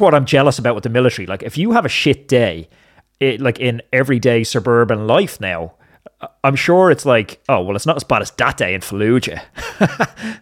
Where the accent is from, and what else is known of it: Ireland